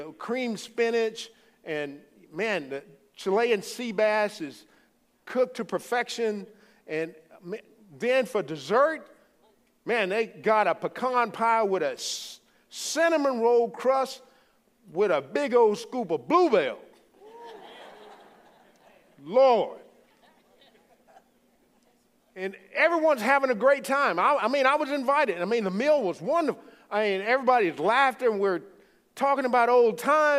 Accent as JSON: {"language": "English", "region": "Louisiana", "country": "United States", "accent": "Cajun", "moved": "yes", "said": "I'm from the Bayou State, great state of Louisiana."}